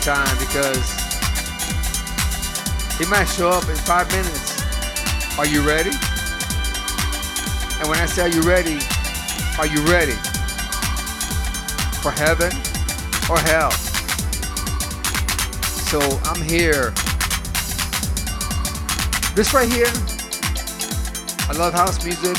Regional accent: Lorain, Ohio, United States; moved away; also born or lived in Florida; my hometown, South Lorraine

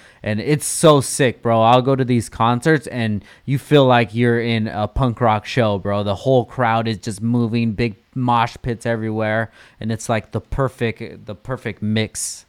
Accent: California, United States; Like my style of music growing up was geared way more towards East Coast than it was West Coast, and that's a funny thing to say coming out of SoCal.

